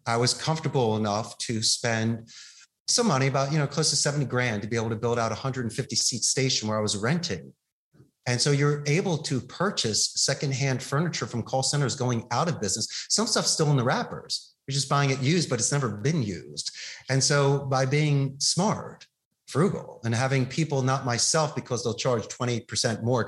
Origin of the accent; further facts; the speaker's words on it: Philadelphia, Pennsylvania, United States; now in Costa Rica; growing up in Philadelphia